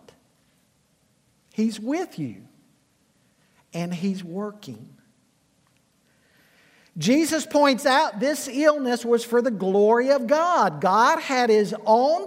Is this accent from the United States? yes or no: yes; Charlotte, North Carolina, United States; I grew up in Charlotte